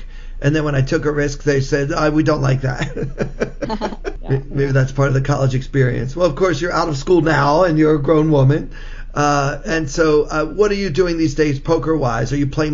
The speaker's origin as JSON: {"language": "English", "town": "Baltimore", "region": "Maryland", "country": "United States", "tie": "born or raised there", "said": "I grew up in the Baltimore metropolitan area"}